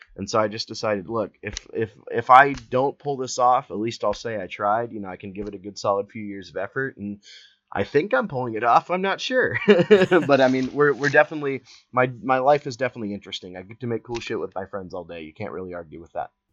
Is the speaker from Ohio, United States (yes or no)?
yes; Columbus, Ohio, United States; I'm from Columbus, Ohio